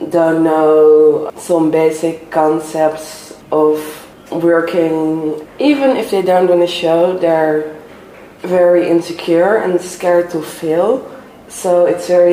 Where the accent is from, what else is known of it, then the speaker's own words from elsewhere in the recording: Netherlands; moved away as an adult; now in Szécsény, Hungary; I'm from the Netherlands